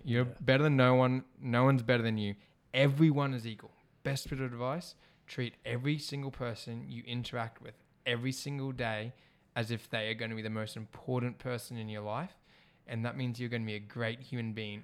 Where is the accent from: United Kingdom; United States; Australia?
Australia; I'm Australian born here